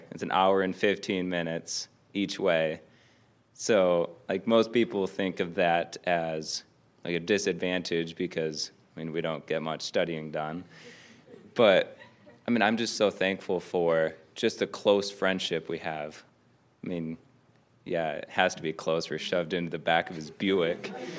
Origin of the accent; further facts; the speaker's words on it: Michigan, United States; I'm from Northern Michigan, and I'm a pastoral sophomore.